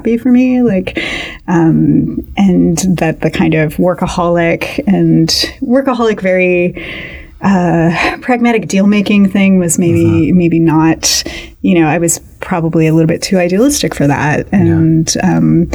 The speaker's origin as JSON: {"language": "English", "area": "outside Cleveland", "region": "Ohio", "country": "United States", "tie": "born or raised there", "also_born_or_lived": "Pennsylvania / Massachusetts / New York", "moved": "as an adult", "lives_now": "Little Rock, United States", "said": "I grew up outside Cleveland in a small town on the west side in the kind of industrial Rust Belt core"}